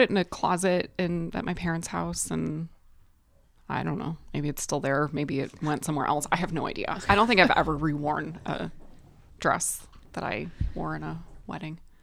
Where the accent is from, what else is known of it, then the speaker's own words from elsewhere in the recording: Detroit, Michigan, United States; I am from Detroit area